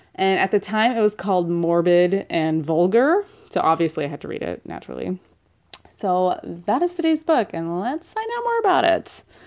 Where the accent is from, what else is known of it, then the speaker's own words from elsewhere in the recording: California, United States; I'm from California